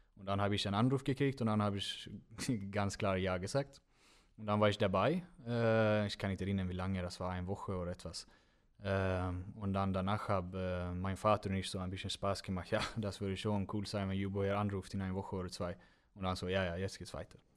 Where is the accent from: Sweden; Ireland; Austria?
Sweden; Gothenburg, Västra Götaland; German is a second language; moved away as an adult; now in Germany; Önnered ist wo, äh, das ist mein Heimat